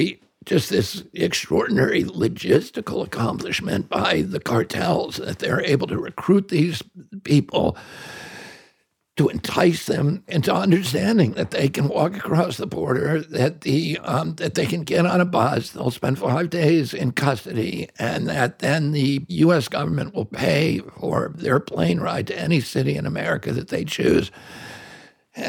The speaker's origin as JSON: {"language": "English", "country": "United States", "said": "I'm just an American."}